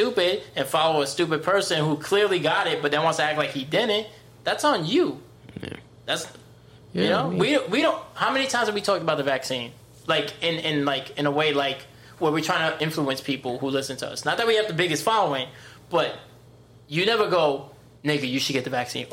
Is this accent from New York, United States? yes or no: yes; New York City, New York, United States; I'm from the Bronx